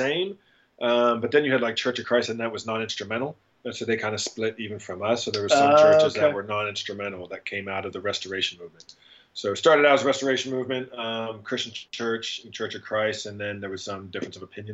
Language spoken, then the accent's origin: English; Steubenville, Ohio, United States; I'm from Steubenville, Ohio, originally